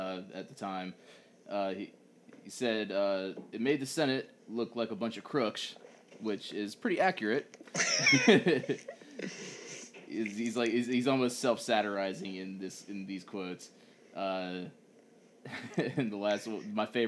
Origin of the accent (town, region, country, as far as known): United States